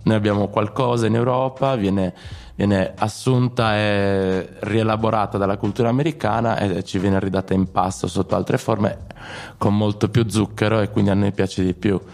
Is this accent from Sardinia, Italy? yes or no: yes; Sardinia, Italy; crescendo in Sardegna